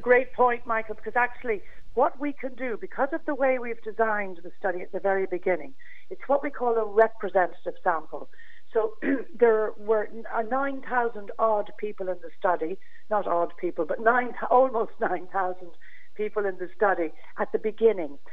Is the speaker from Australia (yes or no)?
no; Ireland; as Irish people